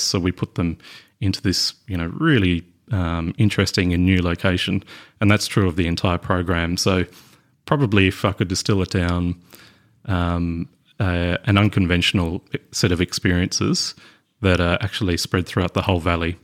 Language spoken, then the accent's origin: English; West Coast of Tasmania, Australia; moved away as an adult; now in Hobart, Australia; I was born and raised on the West Coast